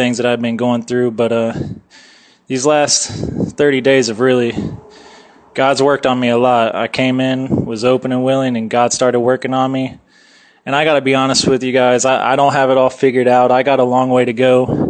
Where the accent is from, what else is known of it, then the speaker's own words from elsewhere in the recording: Lancaster, Ohio, United States; I am from Lancaster, Ohio